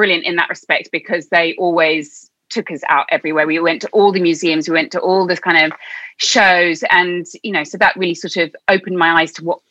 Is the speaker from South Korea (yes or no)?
no; Orpington, London, United Kingdom; I grew up in England. I grew up just outside London. It's a little town called Orpington